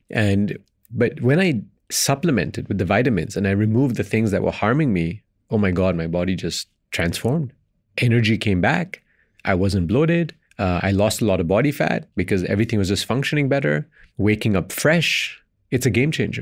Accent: Belgium; moved away; Indian descent, born and raised in Belgium, lived in five countries across three continents

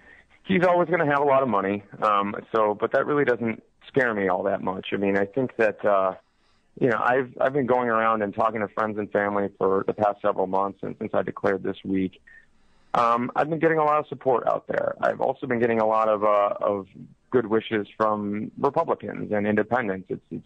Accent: East Amherst, New York, United States; I grew up in East Amherst, New York. I went to Williamsville Public Schools.

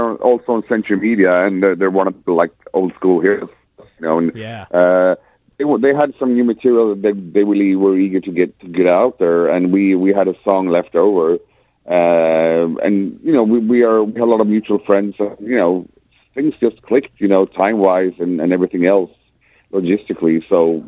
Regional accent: Sweden; We come from the Swedish fucking winter

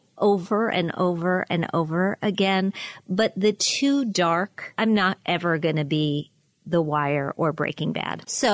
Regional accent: Pennsylvania, United States; I like buying gas in New Jersey rather than in my home state of Pennsylvania.

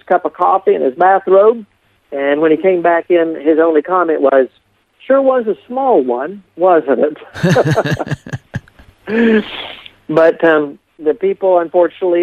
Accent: Appalachia, United States; also born or lived in Deep South; when I grew up in this area

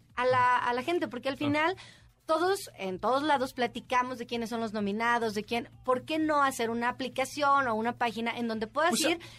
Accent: Mexico; somos mexicanos y somos choreros

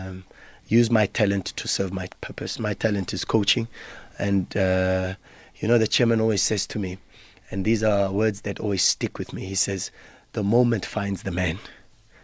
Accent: Johannesburg, Gauteng, South Africa; I'm from Fitas, people don't believe me because that street is synonymous for other things

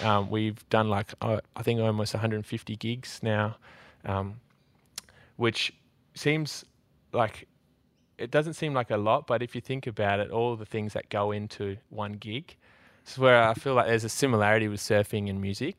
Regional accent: Australia; my mate Brumby, who I grew up with in Nullarbor

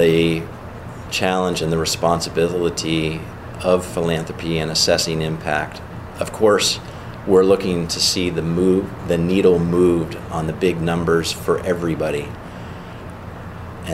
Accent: Pittsburgh, Pennsylvania, United States; now in Erie, United States; with my Pittsburgh roots

